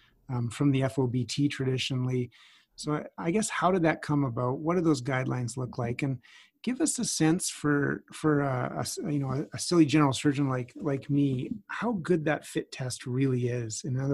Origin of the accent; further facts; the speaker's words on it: Edmonton, Alberta, Canada; now in Calgary, Canada; I grew up in Edmonton and, of course, now live in Calgary